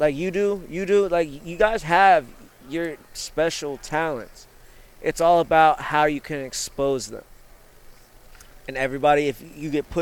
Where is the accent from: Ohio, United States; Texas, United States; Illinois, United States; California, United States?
Ohio, United States; Canton; I'm from Canton, Ohio.